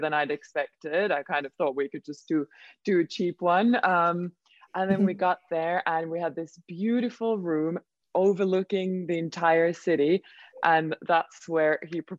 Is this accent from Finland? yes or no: yes; Finland; first language Swedish; English is a second language; I am from Finland, but Swedish is my mother tongue